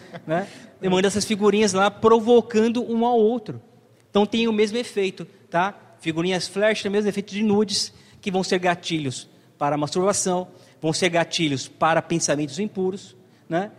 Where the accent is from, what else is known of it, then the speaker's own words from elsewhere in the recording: Brazil; nascemos no Brasil